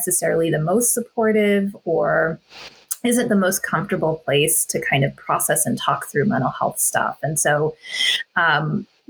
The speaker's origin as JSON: {"language": "English", "country": "United States", "tie": "born or raised there", "also_born_or_lived": "Orange County, California / Carbondale", "said": "born and brought up in the States"}